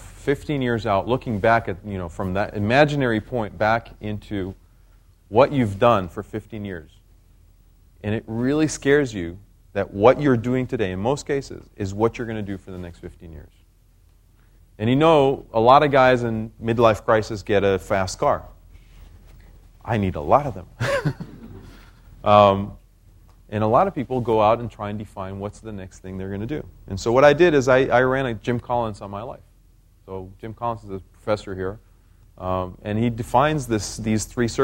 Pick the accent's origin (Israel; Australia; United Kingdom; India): Israel; moved away; I was born in Israel